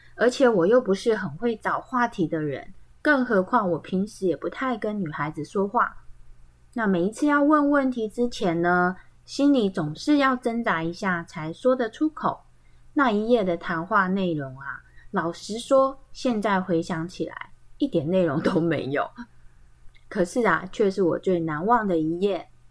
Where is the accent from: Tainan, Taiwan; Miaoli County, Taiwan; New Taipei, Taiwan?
Miaoli County, Taiwan; Tai'an Township; 他们是在苗栗滩，像其实就是在我们家旁边，哦，对，我们的老家都在旁边而已哦